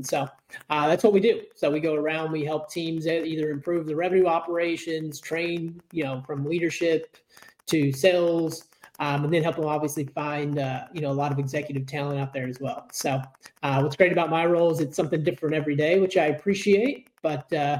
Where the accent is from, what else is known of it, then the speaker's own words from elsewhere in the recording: Clintwood, Virginia, United States; I am from Clintwood, Virginia, which is a really small town, rural town right on the border of Virginia and Kentucky.